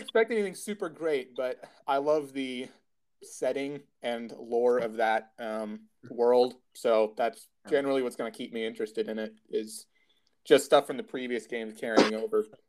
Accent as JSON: {"language": "English", "country": "United States"}